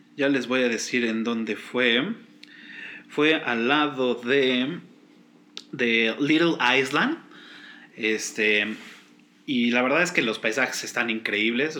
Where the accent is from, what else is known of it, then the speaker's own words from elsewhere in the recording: Mexico; soy orgullosamente mexicano